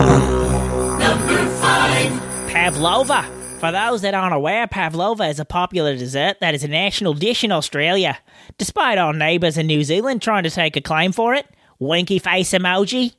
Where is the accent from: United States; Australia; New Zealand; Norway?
United States; California; as a Californian